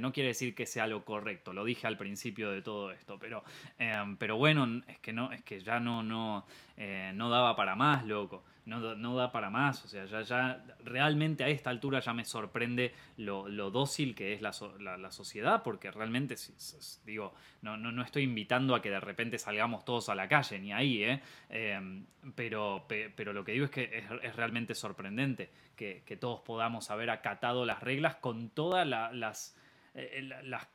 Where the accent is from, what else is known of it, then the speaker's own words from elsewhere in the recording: Argentina; Argentina, el país donde yo nací, el país en donde estoy viviendo actualmente